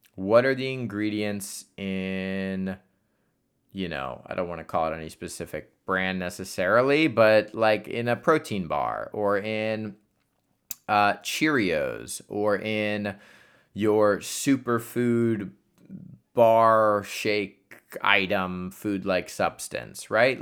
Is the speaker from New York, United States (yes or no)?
no; Columbus, Ohio, United States; my hometown of Columbus, Ohio